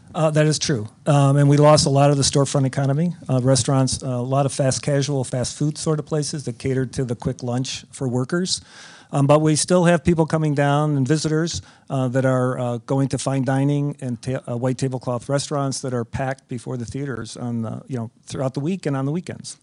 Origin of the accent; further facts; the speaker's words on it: Chicago, Illinois, United States; we're all from Chicagoland. We're all very proud of our city